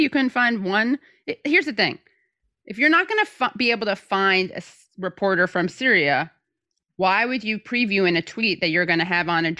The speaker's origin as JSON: {"language": "English", "town": "New York City", "region": "New York", "country": "United States", "said": "As a New Yorker, I detest Andrew Cuomo."}